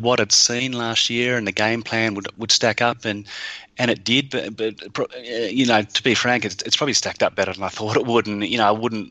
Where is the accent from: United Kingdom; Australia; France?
Australia; Hobart, Tasmania; I grew up in Hobart in the era of the VFL, like late 70s.